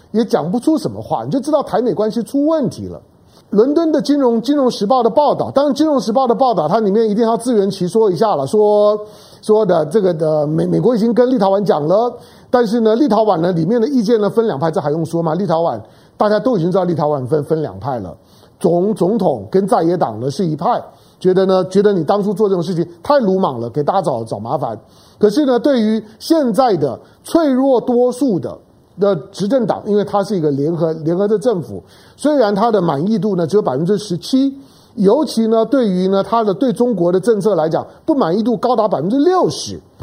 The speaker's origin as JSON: {"language": "Chinese", "country": "Taiwan", "said": "作为一个台湾人，作为一个，一个，一个华人的角度"}